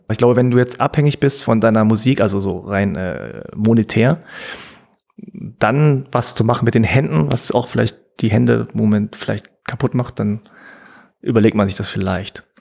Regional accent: South Korea; Ja, naja, also ich meine, so als Koreaner ist es irgendwann un unausweichlich.

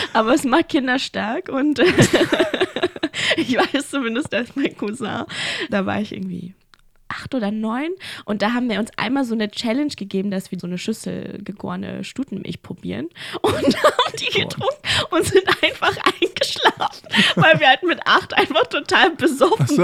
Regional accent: Berlin, Germany; accent: German; moved away; also born or lived in Ulaanbaatar, Mongolia / Amsterdam / Paris / Gütersloh; ich bin ja in Berlin groß geworden

